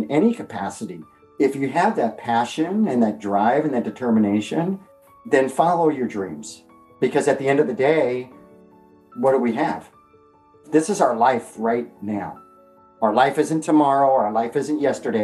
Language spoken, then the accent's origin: English; Southern California, United States; growing up in Southern California